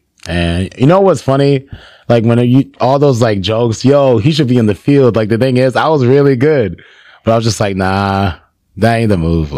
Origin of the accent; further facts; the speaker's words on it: Nigeria; I like Nigerian food too. Cause I'm Nigerian.